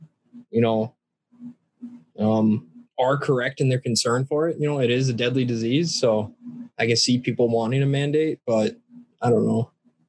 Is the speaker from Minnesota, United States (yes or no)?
yes; near Northfield, Minnesota, United States; They're in Northfield, and that's like 15 minutes away from my hometown.